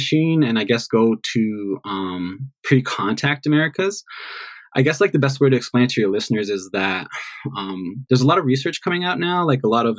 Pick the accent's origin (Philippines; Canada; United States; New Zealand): Canada; Poundmaker Indian Reserve, Saskatchewan; I grew up here. I grew up in rural Saskatchewan. I grew up in Treaty 6 territory out on the prairie. I grew up on the reserve, Palm Acre Indian Reserve.